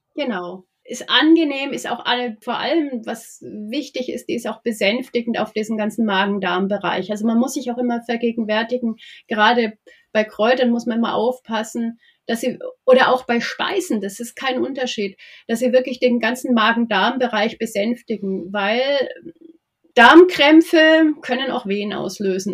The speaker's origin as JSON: {"language": "German", "area": "Nuremberg area", "region": "Bavaria", "country": "Germany", "said": "ich bin ja aus der Gegend von Nürnberg"}